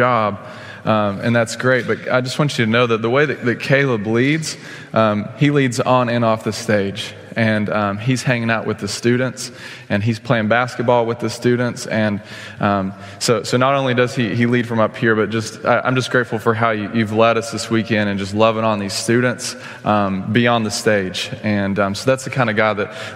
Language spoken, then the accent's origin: English; Stephenville, Texas, United States; moved away as an adult; now in Oklahoma, United States; I grew up in Stephenville, Texas on a dairy farm.